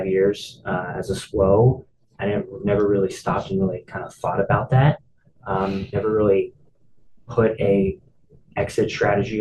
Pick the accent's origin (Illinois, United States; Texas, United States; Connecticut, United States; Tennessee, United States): Texas, United States; Dallas; moved away as an adult; also born or lived in San Diego, California; born and raised in Dallas, Texas.